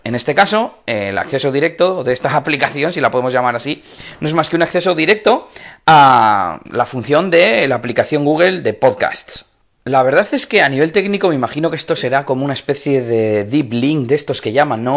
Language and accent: Spanish; Espinosa de los Monteros, Castile and León, Spain; now in Bilbao, Spain; Espinosa de los Monteros, que es mi pueblo